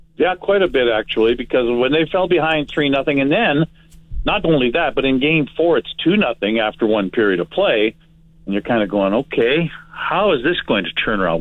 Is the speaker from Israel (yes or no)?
no; Winnipeg, Manitoba, Canada; now in Saskatoon, Canada; I'm from Winnipeg, so I know what my hometown is like